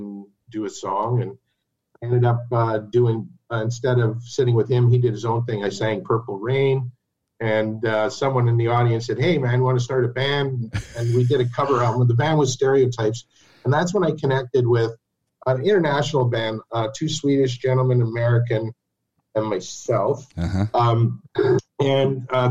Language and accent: English; Chapleau, Ontario, Canada; moved away as an adult; also born or lived in Ottawa, Canada; my hometown, Chaplow